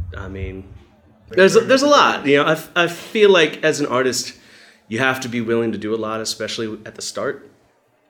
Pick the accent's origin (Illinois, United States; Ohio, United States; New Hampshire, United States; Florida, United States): New Hampshire, United States; Back in New Hampshire